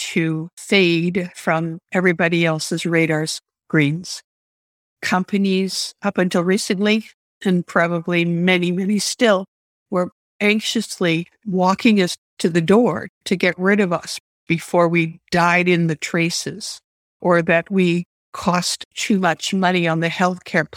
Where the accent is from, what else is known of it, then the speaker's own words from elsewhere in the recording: Canada; I grew up in Canada